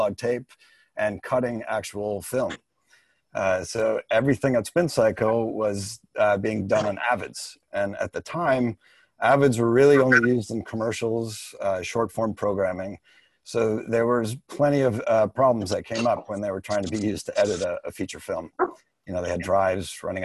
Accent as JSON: {"language": "English", "region": "Midwest", "country": "United States", "tie": "born or raised there", "also_born_or_lived": "New York", "moved": "as an adult", "said": "a young man growing up in the Midwest"}